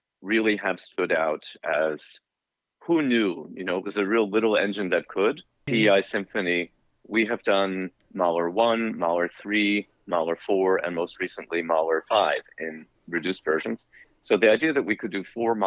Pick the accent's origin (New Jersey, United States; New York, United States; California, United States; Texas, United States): New Jersey, United States; Englewood; I grew up in Englewood, New Jersey.